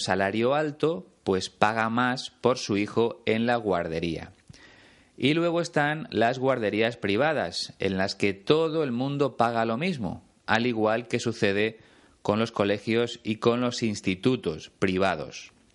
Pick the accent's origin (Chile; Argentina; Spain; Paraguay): Spain; Aquí en España